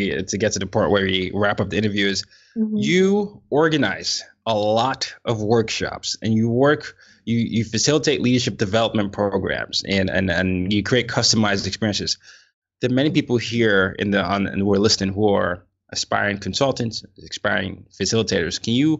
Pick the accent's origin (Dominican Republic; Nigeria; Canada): Nigeria; I'm a Nigerian, so I definitely understand the level.